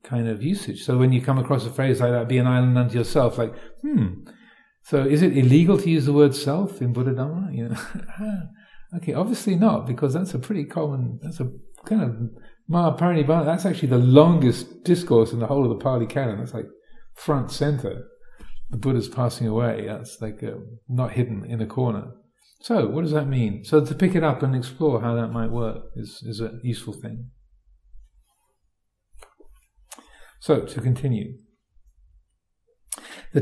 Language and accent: English; United Kingdom; I'm British